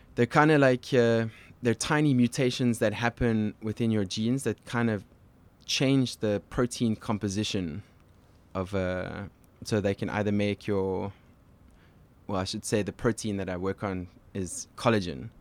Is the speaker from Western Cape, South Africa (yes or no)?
yes; Cape Town, Western Cape, South Africa; moved away as an adult; now in Montreal, Canada; I grew up in Cape Town.